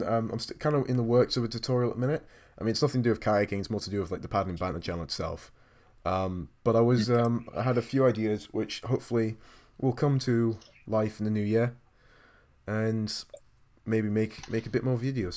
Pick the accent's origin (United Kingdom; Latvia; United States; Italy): United Kingdom; we're British